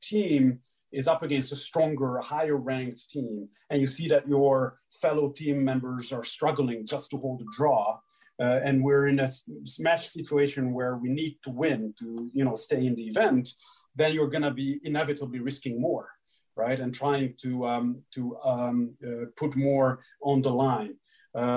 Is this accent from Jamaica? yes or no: no; Hungary; moved away; growing up in Hungary, team competitions were a big, big part of our chess education